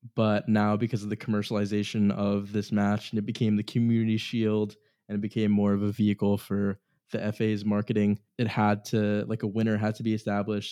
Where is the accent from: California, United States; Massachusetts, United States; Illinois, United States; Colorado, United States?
Massachusetts, United States; Boston; we're all from the Boston area